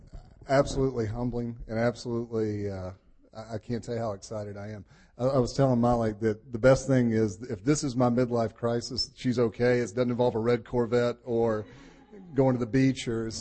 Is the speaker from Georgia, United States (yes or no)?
yes; Chamblee, Georgia, United States; moved away as an adult; now in Marietta, United States; So I'm from the Chamblee-Dunwoody area